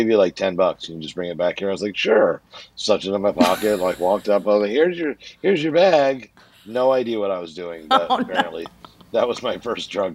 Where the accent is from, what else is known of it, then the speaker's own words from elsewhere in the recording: central Connecticut, United States; also born or lived in New York / New Jersey; We were in Connecticut. We left New York, New Jersey. We went to like central Connecticut.